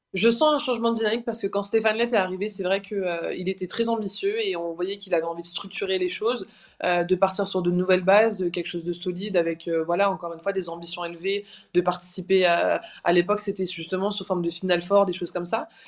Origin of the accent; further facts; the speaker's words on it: Brest, Brittany, France; à Brest dans ma ville natale